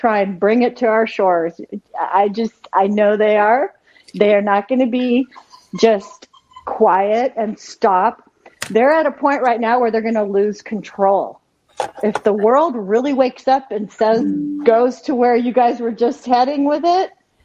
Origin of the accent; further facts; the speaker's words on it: Jordan; moved away; I'm a Palestinian. I was born in Jordan, but my parents are Palestinian.